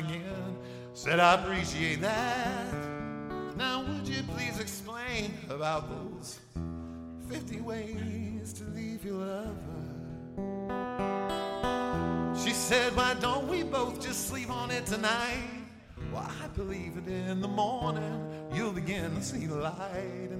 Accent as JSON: {"language": "English", "town": "Columbus", "region": "Ohio", "country": "United States", "said": "I am from Columbus, Columbus, Ohio"}